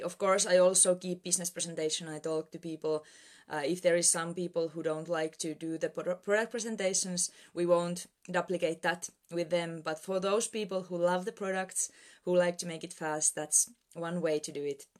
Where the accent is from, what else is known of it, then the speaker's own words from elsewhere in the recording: Finland; I'm Presidential Director from Finland